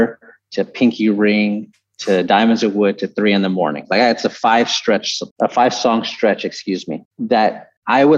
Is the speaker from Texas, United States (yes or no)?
yes; San Antonio, Texas, United States; also born or lived in Houston; I grew up in San Antonio